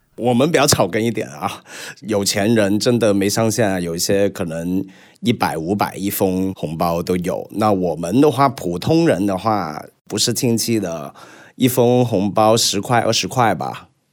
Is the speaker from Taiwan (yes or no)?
no; Hong Kong; moved away as an adult; also born or lived in Beijing; now in Shanghai, China; 我是香港出生，零八年时候到了北京工作，然后到现在了